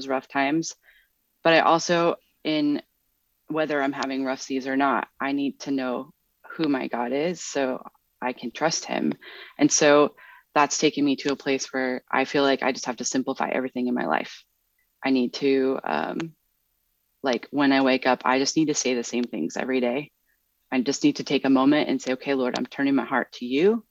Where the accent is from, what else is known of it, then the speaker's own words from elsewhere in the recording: Midwest, United States; moved away; growing up in the Midwest